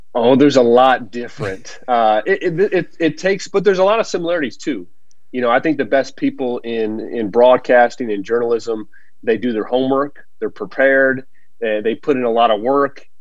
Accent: Big Ten country, Midwest, United States; growing up in Big Ten country and being an Illini

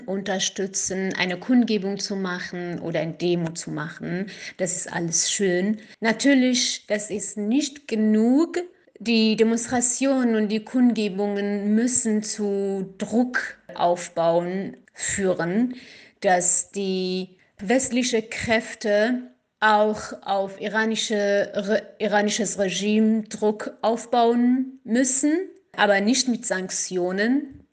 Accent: Kurdistan, Iran; first language Kurdish; German is a second language; now in Germany; ich komme aus dem Iran und ich bin Kurdin

